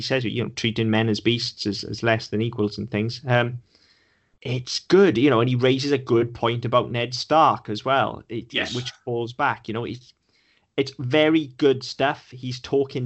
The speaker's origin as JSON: {"language": "English", "region": "Wales", "country": "United Kingdom", "said": "I'm Welsh, not English."}